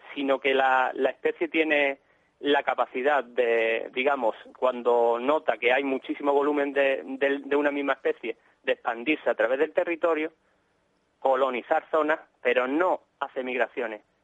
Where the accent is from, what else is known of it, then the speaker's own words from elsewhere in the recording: Málaga, Andalusia, Spain; somos de Málaga, pero íbamos mucho a la zona de Cádiz